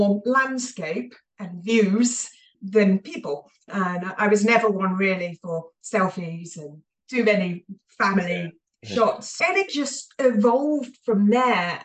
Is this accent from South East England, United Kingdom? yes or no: yes; Hampshire, South East England, United Kingdom; moved away as an adult; now in Edinburgh, United Kingdom; I grew up in the home counties of England in Hampshire along the south coast, and ended up in Scotland.